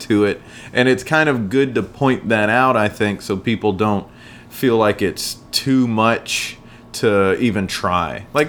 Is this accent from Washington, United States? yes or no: no; South Carolina, United States; moved away as an adult; now in New York, United States; I'm from South Carolina. I moved here a year ago, last March. So we've been here a year and a few days.